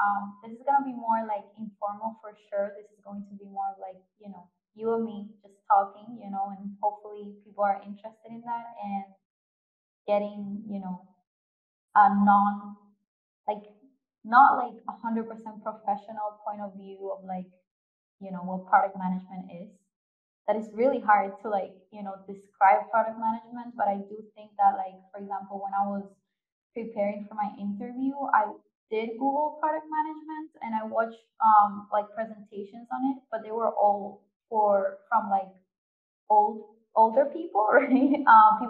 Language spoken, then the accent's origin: English; Spain; two last names because I'm from Spain.